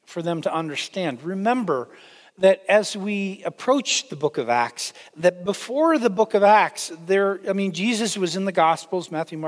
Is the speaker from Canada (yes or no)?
yes; Canada; now in United States; I am Canadian